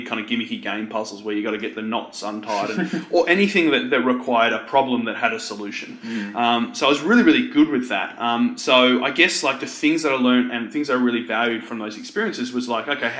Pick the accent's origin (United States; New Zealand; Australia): Australia; Frankston, Victoria; I grew up in the Mornington Peninsula, so where Frankston is